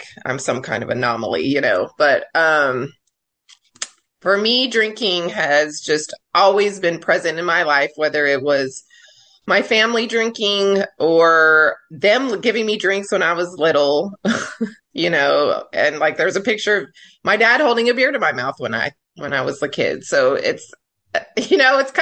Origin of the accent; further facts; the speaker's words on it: El Paso, Texas, United States; now in Corpus Christi, United States; in high school, I grew up in El Paso